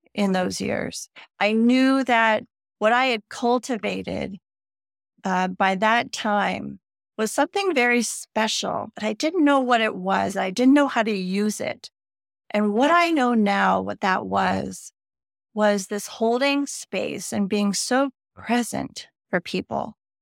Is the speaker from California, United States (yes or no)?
yes; Northern California, United States; growing up in Northern California on the ocean in the seventies